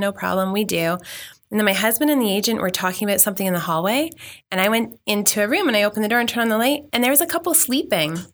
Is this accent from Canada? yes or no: yes; Mississauga, Ontario, Canada; now in Milton, Canada; I grew up ten minutes from here. I grew up in Meadowvale